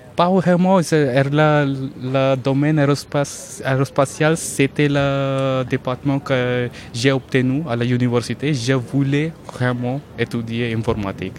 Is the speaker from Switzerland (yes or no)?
no; northern India, India; first language Hindi; French is a second language; moved away as an adult; also born or lived in Toulouse, France / Maharashtra, India / Rajasthan, India; now in Darmstadt, Germany; je suis pas allemand et je suis, je viens d'Inde